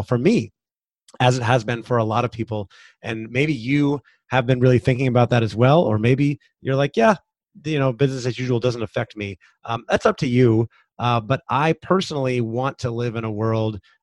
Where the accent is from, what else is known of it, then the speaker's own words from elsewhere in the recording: United States; I have lived a very privileged life as a white man growing up in America